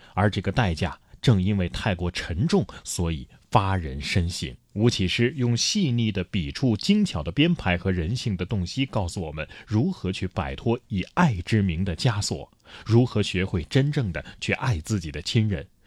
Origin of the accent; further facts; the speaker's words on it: China; 我们都是中国人